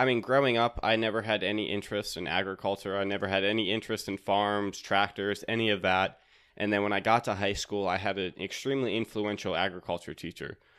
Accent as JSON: {"language": "English", "town": "Raleigh", "region": "North Carolina", "country": "United States", "said": "I'm from Raleigh, North Carolina."}